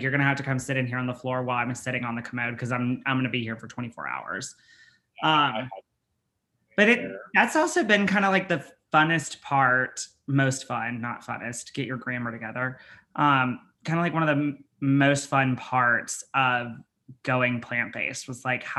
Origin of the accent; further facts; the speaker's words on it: Alabama, United States; I'm from Alabama and like I grew up poor.